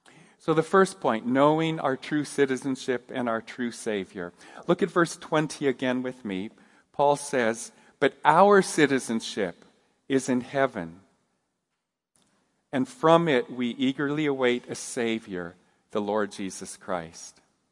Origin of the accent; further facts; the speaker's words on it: Japan; I grew up in Japan, and I enjoyed my growing up years there, but I was always aware that I was a gaijin, an outsider.